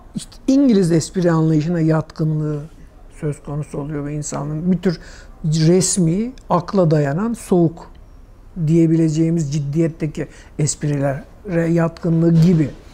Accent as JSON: {"language": "Turkish", "region": "Istanbul", "country": "Turkey", "tie": "born or raised there", "said": "Çubuklu da doğdum."}